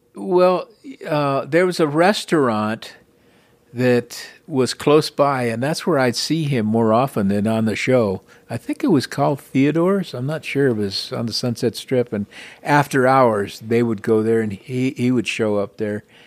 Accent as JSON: {"language": "English", "town": "Los Angeles", "region": "California", "country": "United States", "tie": "born or raised there", "said": "I was born and raised in Highland Park, which is northeast Los Angeles"}